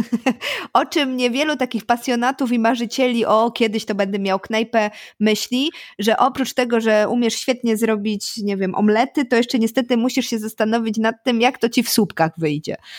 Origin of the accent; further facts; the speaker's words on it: Poznań, Greater Poland, Poland; jako ci zachowawczy poznaniacy chyba nie jesteśmy